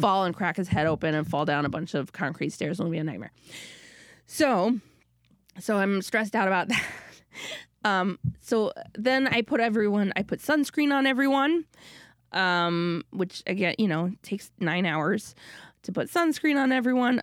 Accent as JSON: {"language": "English", "region": "Minnesota", "country": "United States", "said": "I'm from Minnesota"}